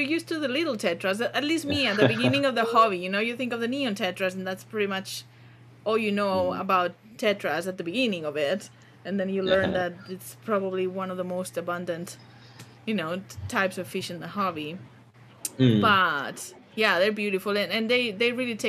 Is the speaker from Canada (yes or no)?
no; Barcelona, Catalonia, Spain; moved away; I'm from Barcelona